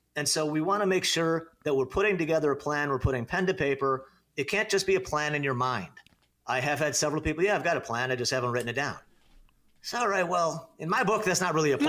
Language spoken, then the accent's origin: English; Naperville, Illinois, United States; moved away as an adult; now in Arizona, United States; I was born and raised in Northern Illinois. Um, you know, lived in the western suburbs of Chicago, born in the great town of Naperville, Illinois